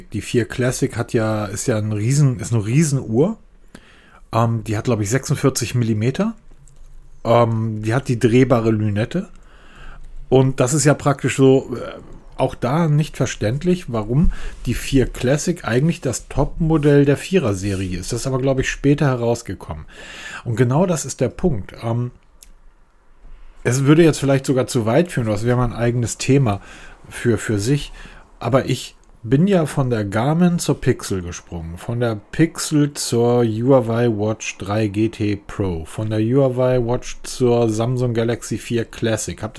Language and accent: German; Northern Germany, Germany; Ich bin Norddeutscher, ne? sowas machen wir nicht.